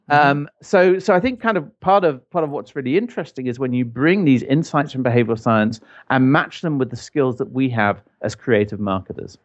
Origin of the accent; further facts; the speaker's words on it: Ireland; moved away; I grew up in Ireland